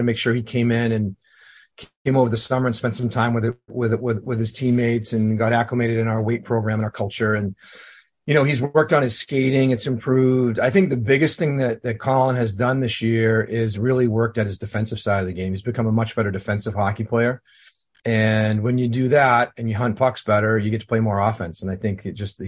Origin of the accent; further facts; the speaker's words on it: Bedford, New Hampshire, United States; moved away; Obviously, I'm from Bedford. Went to Manchester West.